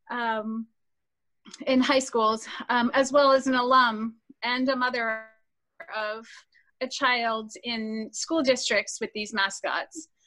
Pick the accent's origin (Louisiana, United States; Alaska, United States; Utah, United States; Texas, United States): Alaska, United States; Kaktovik; now in Colrain, United States; I am Inupiaq Athabaskan, which is Alaskan Native. Um, my traditional enrollment village is Kaktovik uh, in Alaska. Alaska.